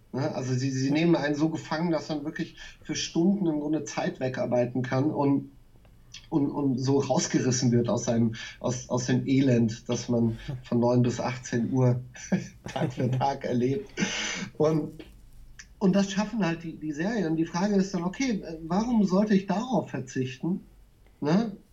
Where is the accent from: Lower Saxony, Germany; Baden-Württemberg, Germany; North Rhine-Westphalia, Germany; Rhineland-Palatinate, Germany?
Rhineland-Palatinate, Germany; Nieder-Olm; moved away as an adult; also born or lived in Berlin / Mainz; ich bin in dem, in dem Ort groß geworden, in Niederolm